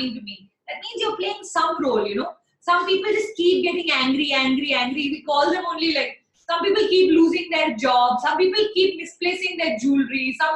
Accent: Delhi, India; now in Chennai, India; I'm a Punjabi from Delhi

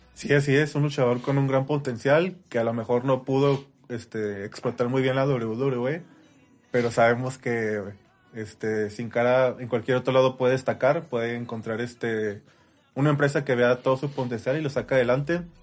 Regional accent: Ciudad Juárez, Chihuahua, Mexico; somos de Ciudad Juárez, Chihuahua, eh, cerca de, Estados Unidos

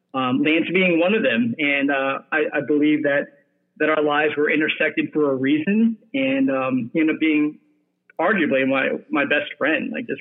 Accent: Ohio, United States; also born or lived in England / Cambodia (ancestry); I was really brought up, grew up in Ohio, where my dad was able to find some work there as a chemical engineer.

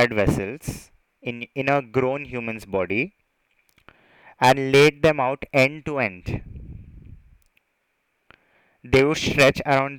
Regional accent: India; I'm an Indian

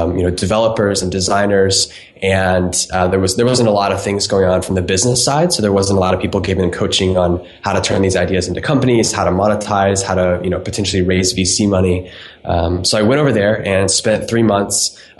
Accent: Florida, United States; I was born in Florida, grew up there

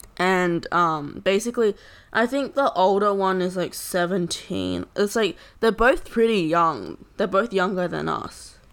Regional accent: Australia; we're Australian citizens

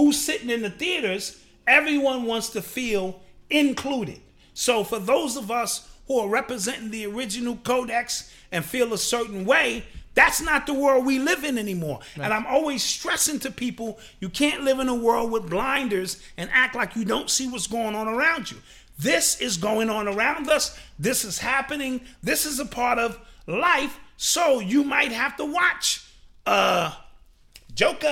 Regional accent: New York City, New York, United States; I grew up in the Bronx.

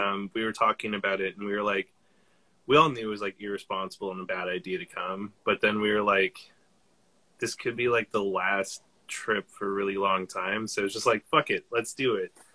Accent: Canada; we're Canadian

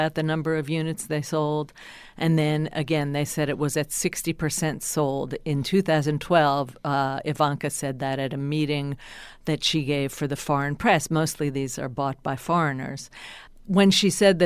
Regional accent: New Jersey, United States; I'm from New Jersey

